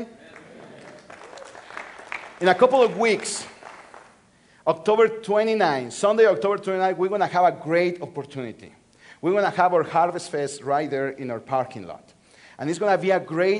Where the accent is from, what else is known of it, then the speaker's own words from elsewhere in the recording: Mexico City, Mexico; moved away; I'm from Mexico City. That's my hometown. I was born and raised in Mexico City.